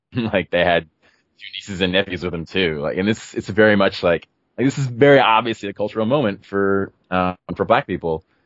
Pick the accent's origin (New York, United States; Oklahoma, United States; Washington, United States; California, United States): California, United States; Oakland; I am actually from Oakland